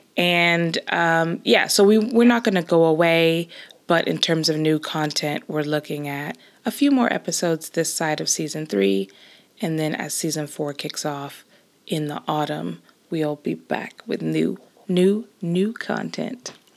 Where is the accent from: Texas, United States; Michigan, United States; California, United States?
California, United States; Los Angeles; moved away as an adult; now in Scotland, United Kingdom; I grew up and basically spent all my life until moving to Scotland in the same place, which is Los Angeles